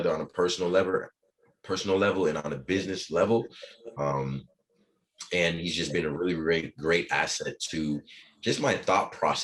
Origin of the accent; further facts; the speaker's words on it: Boston, Massachusetts, United States; also born or lived in Haiti; born in Haiti, grew up in Boston